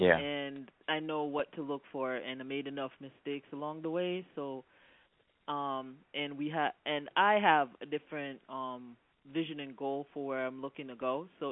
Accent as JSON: {"language": "English", "country": "Jamaica", "said": "I am Black Jamaican."}